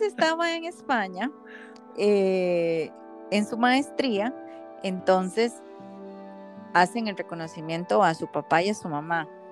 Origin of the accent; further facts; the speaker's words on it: Costa Rica; yo como buena tica